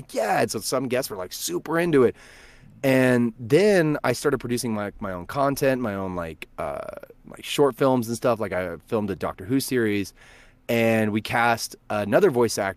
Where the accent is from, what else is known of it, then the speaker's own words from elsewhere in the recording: Verdigris, Oklahoma, United States; I'm originally from Vertigris, Oklahoma